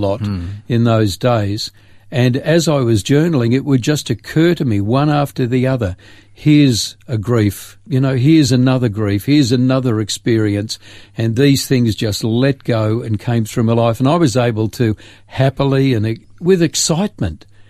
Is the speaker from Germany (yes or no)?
no; Grafton, New South Wales, Australia; moved away as an adult; also born or lived in Sydney / Port Macquarie; 18 years of growing up in Grafton